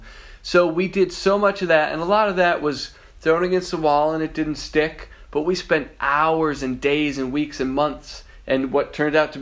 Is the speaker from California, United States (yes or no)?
no; Massachusetts, United States; moved away as an adult; also born or lived in Boston, Massachusetts; now in Los Angeles, United States; I was raised in Massachusetts, so Boston was the closest but best city I could possibly move